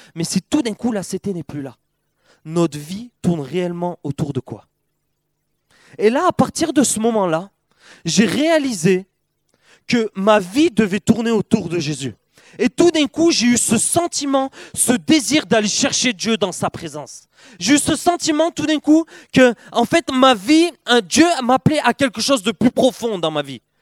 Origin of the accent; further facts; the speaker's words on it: Perpignan, Occitania, France; Je viens de Perpignan, le, le, Perpignan, le vrai sud de la France